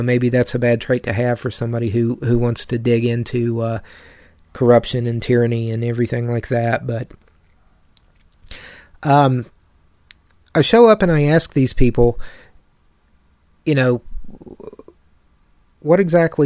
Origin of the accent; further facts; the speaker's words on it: town near the Bechtel Summit Reserve, West Virginia, United States; in my hometown, a very small, population